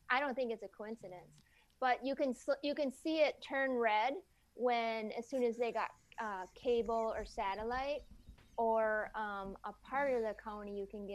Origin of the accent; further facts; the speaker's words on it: Wisconsin, United States; now in Minnesota, United States; I grew up over in Wisconsin most of my growing up